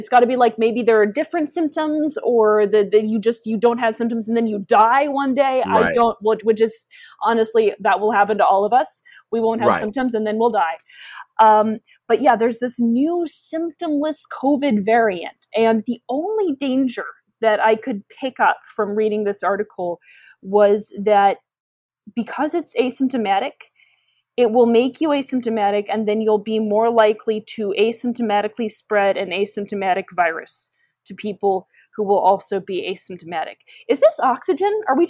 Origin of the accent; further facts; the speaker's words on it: Midwest, United States; accent: Midwestern; I should have done my tweets in my residual Midwestern accent.